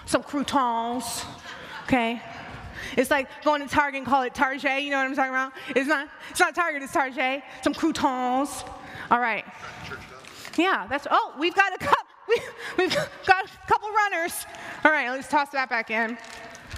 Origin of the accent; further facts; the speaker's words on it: the South, United States; I'm from the South, we like to spice everything up with some seasoning